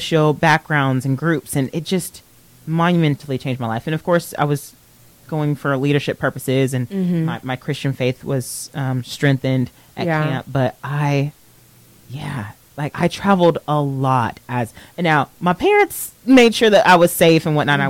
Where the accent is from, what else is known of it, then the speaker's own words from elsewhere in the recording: Texas, United States; I'm from Texas